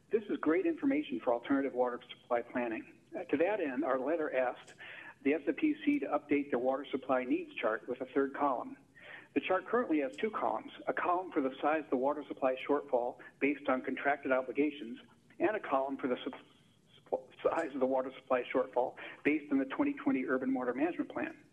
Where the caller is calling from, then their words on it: Palo Alto, California, United States; from Palo Alto again.